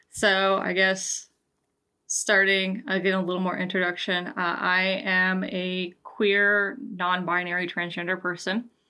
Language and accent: English; Georgia, United States; I grew up in the deep South. I am originally from Georgia